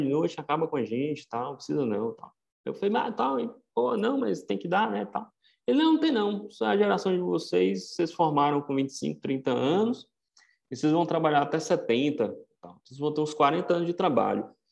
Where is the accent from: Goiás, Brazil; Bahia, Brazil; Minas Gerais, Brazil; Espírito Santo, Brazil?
Bahia, Brazil; Vitória da Conquista; moved away as an adult; also born or lived in São Paulo; eu sou de Conquista